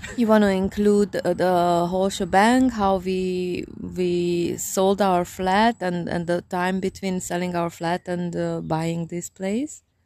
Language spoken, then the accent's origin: English; Transylvania, Romania; English is a second language; now in Hungary; I'm from, um, Transylvania, which is a part of Hungary